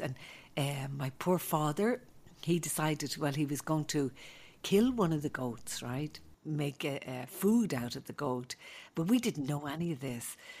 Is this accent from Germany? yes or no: no; Dublin, Leinster, Ireland; moved away; growing up in Ireland was a great uh, place to grow up